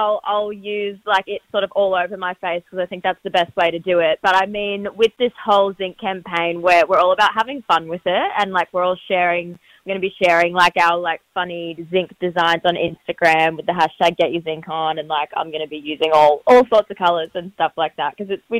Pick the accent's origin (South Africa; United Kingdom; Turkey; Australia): Australia; moved away as an adult; also born or lived in United States; being Australian and growing up in the water